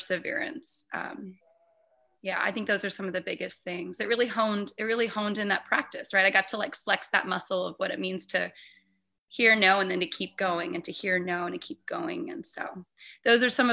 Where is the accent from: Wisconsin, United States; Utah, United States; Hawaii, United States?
Hawaii, United States; born and raised in Hawaii